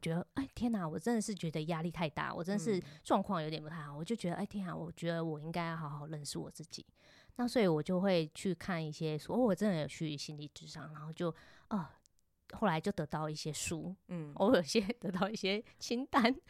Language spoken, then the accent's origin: Chinese; Tainan, Taiwan; 我台南人